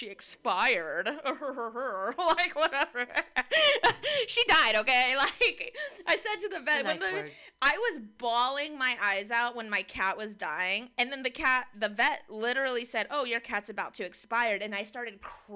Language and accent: English; San Francisco, California, United States; I'm born and raised in San Francisco.